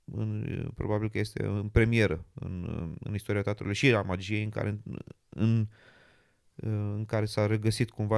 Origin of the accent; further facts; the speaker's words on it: Romania; now in London, United Kingdom; sunt român